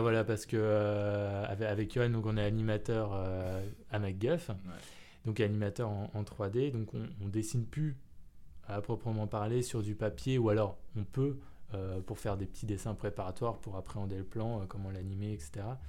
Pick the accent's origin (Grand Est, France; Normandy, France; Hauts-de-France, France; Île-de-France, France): Île-de-France, France; Paris; je suis né à Paris. J'ai euh, grandi à Paris, j'ai pas bougé euh, de cette ville.